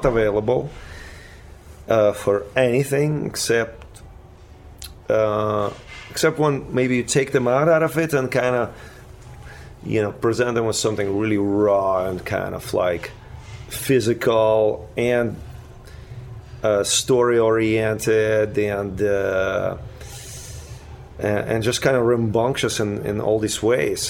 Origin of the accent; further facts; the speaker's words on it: Ukraine; English is a second language; now in United States; We were like a total oasis of like freakaholic kind of fantasy in Ukraine